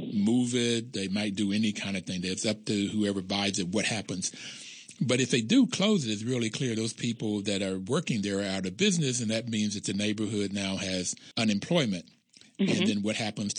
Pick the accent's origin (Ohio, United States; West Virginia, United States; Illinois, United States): West Virginia, United States; I'm from West Virginia